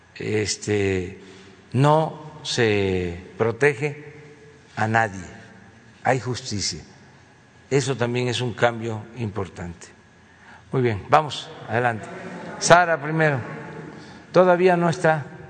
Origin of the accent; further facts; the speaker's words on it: Mexico; no somos malos los mexicanos por naturaleza